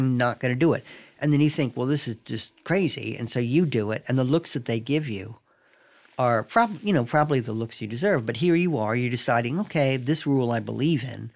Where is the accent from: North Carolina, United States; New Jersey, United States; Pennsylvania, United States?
North Carolina, United States; Raleigh; moved away; also born or lived in Binghamton, New York; I grew up in Raleigh